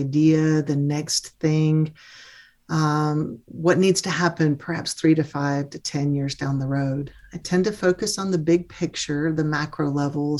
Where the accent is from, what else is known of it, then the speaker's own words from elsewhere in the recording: Mississippi, United States; I'm a Mississippi girl. I'm a Southerner